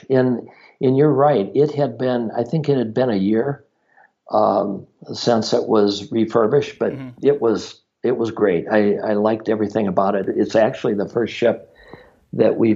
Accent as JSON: {"language": "English", "region": "Minnesota", "country": "United States", "said": "I'm from Minnesota"}